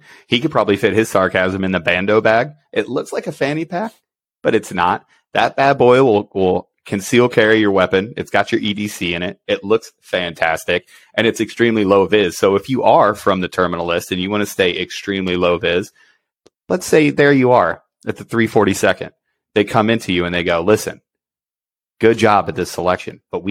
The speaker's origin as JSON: {"language": "English", "region": "Ohio", "country": "United States", "tie": "born or raised there", "said": "growing up in Ohio"}